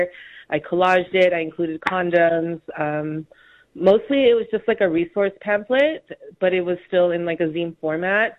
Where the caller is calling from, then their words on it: Honolulu, Hawaii, United States; also born or lived in New York City; I'm calling in from Honolulu, Hawaii, specifically the island of Oahu